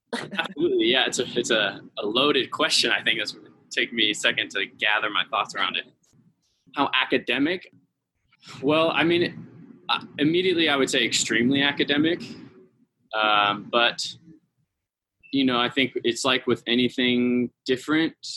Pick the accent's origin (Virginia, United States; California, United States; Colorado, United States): California, United States; San Francisco Bay Area; moved away as an adult; now in Salt Lake City, United States; I moved here to work for Repertory Dance Theater, but I'm from California. I'm from the San Francisco Bay Area.